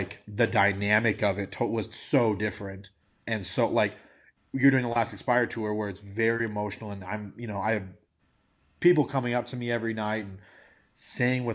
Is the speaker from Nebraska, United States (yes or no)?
no; Iowa, United States; I grew up in Iowa